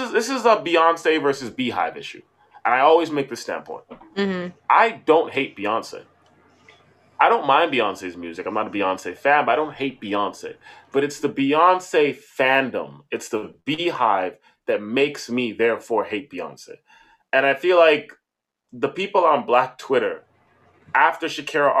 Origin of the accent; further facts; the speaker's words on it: Canada; Being a Canadian